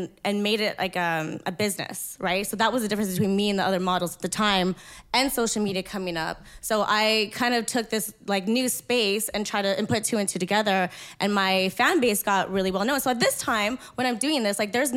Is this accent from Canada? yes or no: yes; Winnipeg, Manitoba, Canada; I'm from Winnipeg.